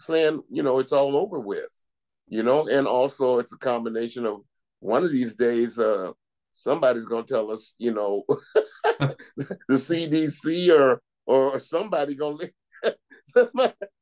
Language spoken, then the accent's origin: English; California, United States; now in Dutchess County, United States; I grew up in California